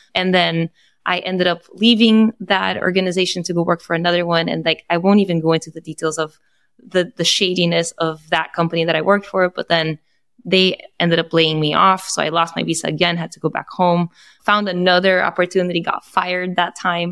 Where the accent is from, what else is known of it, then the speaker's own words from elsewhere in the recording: Brazil; now in United States; I am Brazilian, so I am Latin American